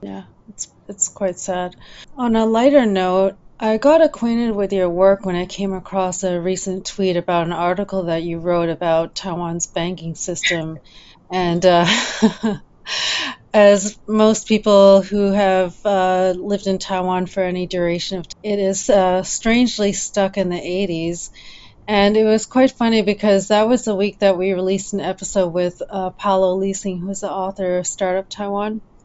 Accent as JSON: {"language": "English", "town": "Ottawa", "region": "Ontario", "country": "Canada", "tie": "born or raised there", "also_born_or_lived": "Champaign-Urbana, Illinois", "moved": "as an adult", "said": "I grew up in Ottawa"}